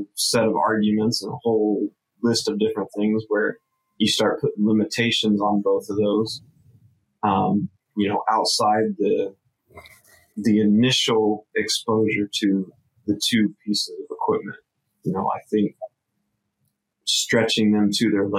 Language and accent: English; Midwest, United States; growing up in the Midwest, opening day of shotgun season